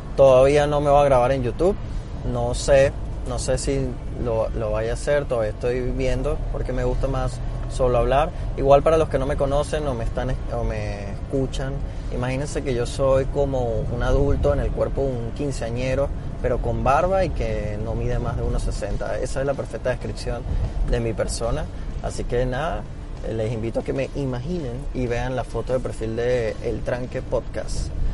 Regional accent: Venezuela; now in Panama City, Panama; yo siendo venezolano

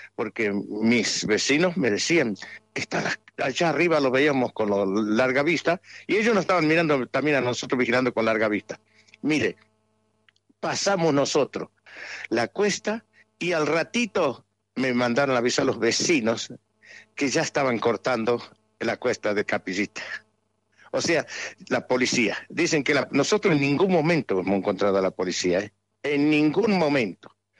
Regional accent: Andalgalá, Catamarca, Argentina; de mi pueblo, de todo Andalgalá

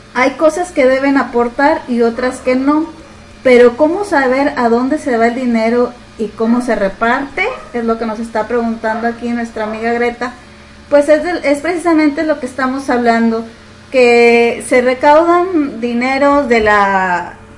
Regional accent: Nuevo León, Mexico; tenemos como mexicanos

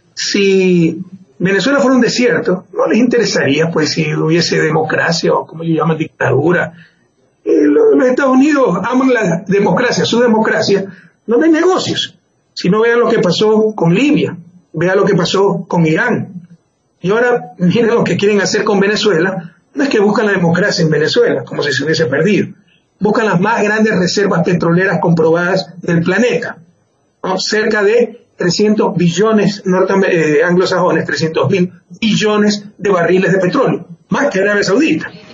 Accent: Ecuador; Eso no somos los ecuatorianos

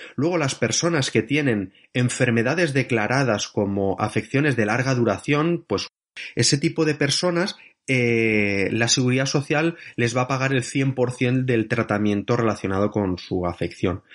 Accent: Barcelona, Catalonia, Spain; moved away as an adult; now in France; soy de Barcelona

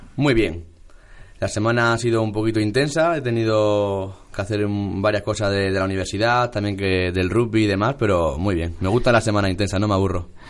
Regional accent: a village in Ciudad Real, Castilla-La Mancha, Spain; accent: almadenense; now in Madrid, Spain; yo que soy de, un pueblecito de Ciudad Real que está ahí colindando con Extremadura, Andalucía

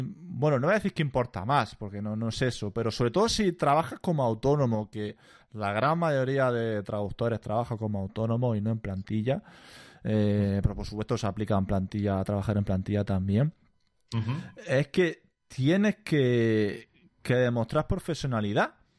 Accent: Almería, Andalusia, Spain; accent: andaluz; moved away as an adult; also born or lived in Granada / Dublin; yo soy de Almería

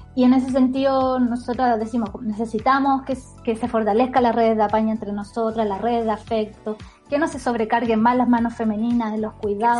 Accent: Puchuncaví, Valparaíso, Chile; Yo soy de Puchuncaví

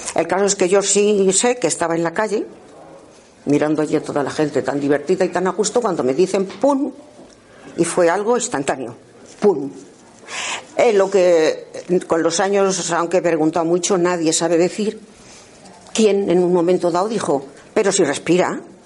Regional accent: Castile and León, Spain; nací en un pueblo pequeñito de la provincia de Ávila

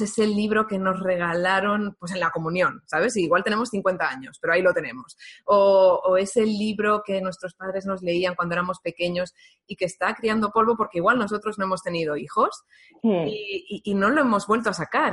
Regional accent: Valencian Community, Spain; ambas somos valencianas

